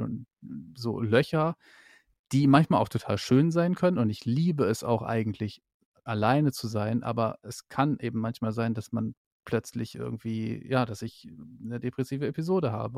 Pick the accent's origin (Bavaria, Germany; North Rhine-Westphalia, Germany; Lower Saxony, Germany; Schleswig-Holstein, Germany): Lower Saxony, Germany; East Frisia; now in Berlin, Germany; ich komme ja aus Ostfriesland, aus Niedersachsen